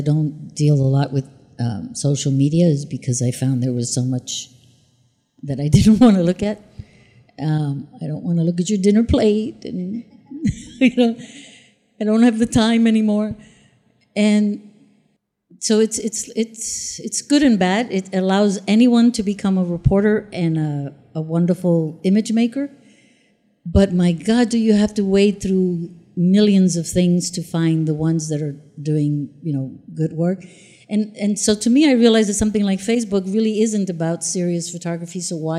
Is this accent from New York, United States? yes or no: yes; New York, United States; okay, I'm a New Yorker and I'm fighting for communities